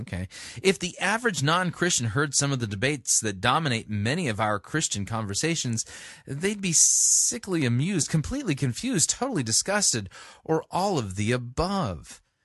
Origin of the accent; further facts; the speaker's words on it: Southern California, United States; I grew up in Southern California